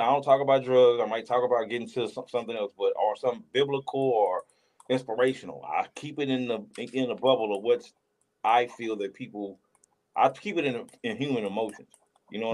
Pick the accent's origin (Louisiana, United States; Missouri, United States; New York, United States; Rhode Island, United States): Louisiana, United States; Ruston; moved away; I'm from Ruston, Louisiana, so I want to go back home